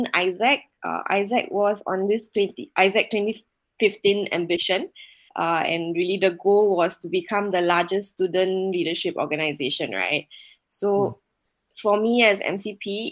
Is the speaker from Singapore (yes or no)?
yes; Singapore; moved away; I was growing up in Singapore